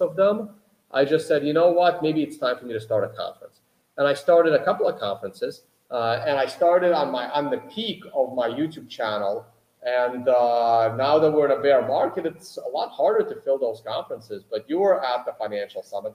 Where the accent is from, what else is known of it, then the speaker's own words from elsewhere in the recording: United States; I grew up in America